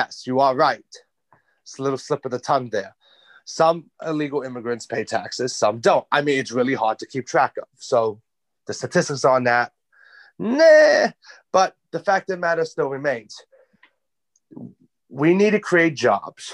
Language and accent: English; New York, United States; accent: New York; I'm a New Yorker